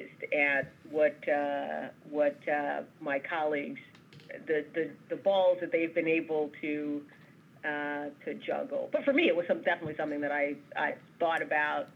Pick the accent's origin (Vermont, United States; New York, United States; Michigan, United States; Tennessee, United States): New York, United States; New York City; I totally identify as a New Yorker